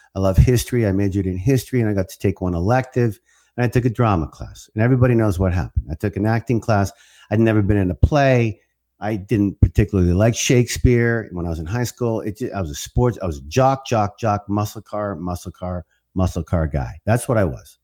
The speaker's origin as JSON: {"language": "English", "country": "Canada", "moved": "yes", "lives_now": "United States", "said": "I'm a Canadian first, mm. and, and and I always will be. And I'm I'm proud to be Canadian"}